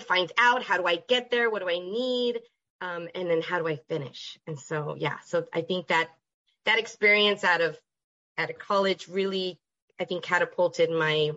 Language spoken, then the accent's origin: English; El Paso, Texas, United States; moved away as an adult; I'm originally from El Paso, Texas.